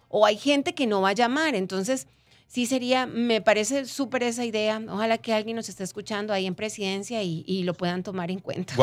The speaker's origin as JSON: {"language": "Spanish", "country": "Costa Rica", "said": "agradeceríamos mucho como pueblo costarricense"}